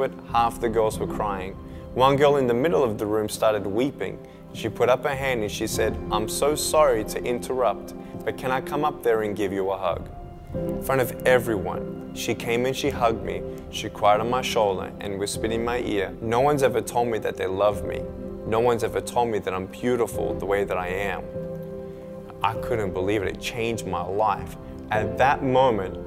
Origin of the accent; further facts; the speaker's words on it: Melbourne, Victoria, Australia; I was born in Melbourne, Australia, 1982